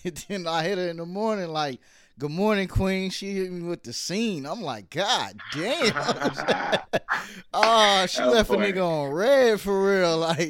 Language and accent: English; Brooklyn, New York, United States; born there; because I was born in Brooklyn, and Oakland seemed like Brooklyn.